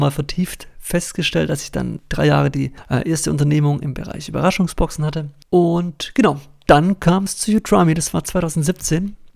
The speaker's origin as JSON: {"language": "German", "region": "Baden-Württemberg", "country": "Germany", "said": "Ich komme ursprünglich aus Baden-Württemberg. Vielleicht hört man es an der einen oder anderen Stelle. Versuche aber natürlich Hochdeutsch zu sprechen, dass mich alle verstehen."}